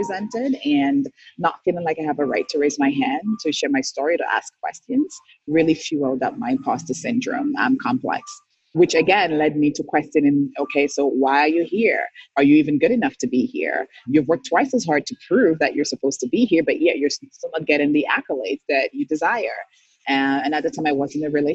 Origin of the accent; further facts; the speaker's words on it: St. Lucia; moved away as an adult; now in Canada; I'm born and raised in St. Lucia, moved to Canada in 2003. I was 25.